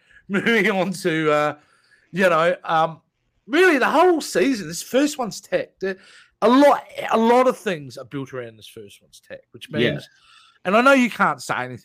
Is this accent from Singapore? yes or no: no; Australia; accent: Aussie; I can really lean into the Aussie if you want.